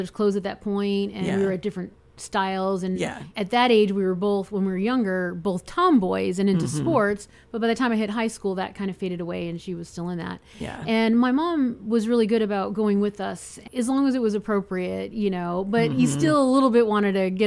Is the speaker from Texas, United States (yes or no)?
no; Scottsdale, Arizona, United States; I grew up in Scottsdale, Arizona. I was there decades